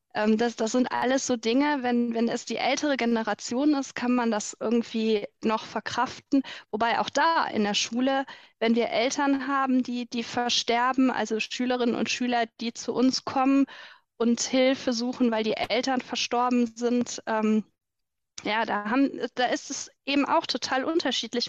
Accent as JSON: {"language": "German", "region": "Rhineland", "country": "Germany", "said": "bei uns im Rheinland"}